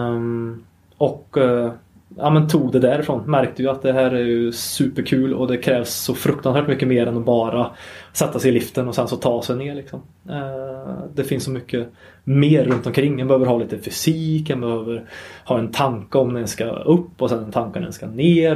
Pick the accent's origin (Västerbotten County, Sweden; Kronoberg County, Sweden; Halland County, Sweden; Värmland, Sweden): Värmland, Sweden; Sunne; jag är ju en Värmlandspöjk om inte det har hörts mm. sen mm. innan. Eh, uppvuxen i, i Sunne, mitt i mörka skogen i Värmland.